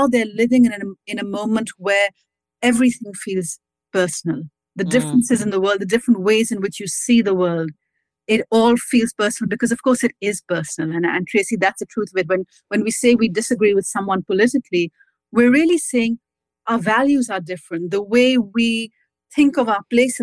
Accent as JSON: {"language": "English", "country": "Pakistan", "tie": "born or raised there", "also_born_or_lived": "United States", "moved": "as an adult", "lives_now": "London, United Kingdom", "said": "I grew up in Pakistan where we never said just politics. And then I came to America for university"}